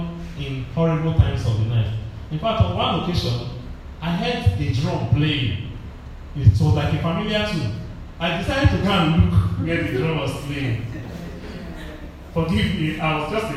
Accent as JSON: {"language": "English", "region": "Delta", "country": "Nigeria", "said": "where are you from? I said, Delta"}